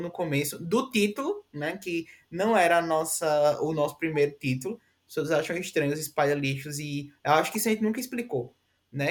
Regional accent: Northeast Region, Brazil; nós somos nordestinos e temos muito orgulho

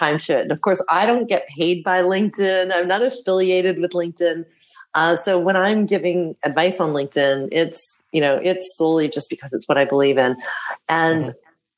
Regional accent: Canada; moved away as an adult; now in Amsterdam, Netherlands; I was born and raised in Canada

